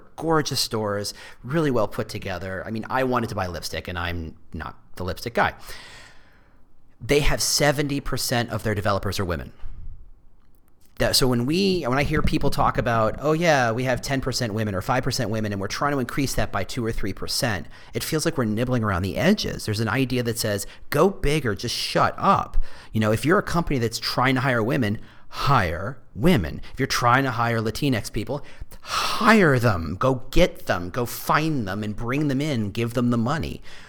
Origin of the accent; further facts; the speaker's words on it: Texas, United States; also born or lived in New Jersey; And I came from Texas and I came from New Jersey.